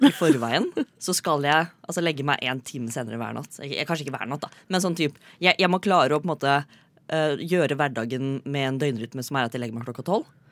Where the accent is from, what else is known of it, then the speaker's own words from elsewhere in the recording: Fredrikstad, Østfold, Norway; Jeg er fra Fredrikstad fremdeles.